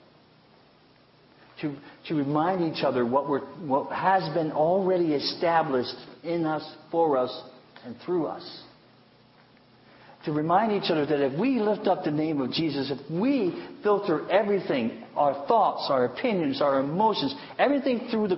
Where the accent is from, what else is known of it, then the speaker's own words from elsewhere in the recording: United States; I love being an American. I really love living in this country